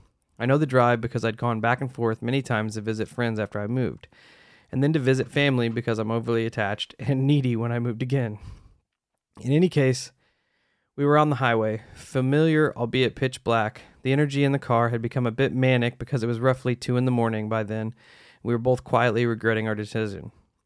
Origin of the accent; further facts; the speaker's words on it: Utah, United States; also born or lived in Arizona; I grew up in Utah. My family moved to Arizona. I briefly moved back to Utah a couple years later.